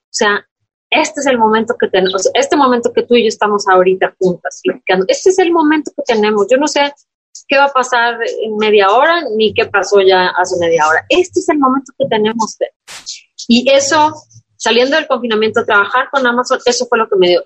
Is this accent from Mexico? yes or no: yes; Tamaulipas, Mexico; soy, de Tamaulipas